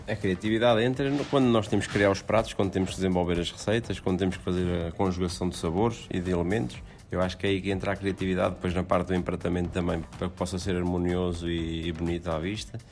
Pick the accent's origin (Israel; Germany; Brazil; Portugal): Portugal; Aveiro, Centro; da zona de onde eu nasci, onde, onde a minha família reside, que é em Aveiro, Aveiro, Porto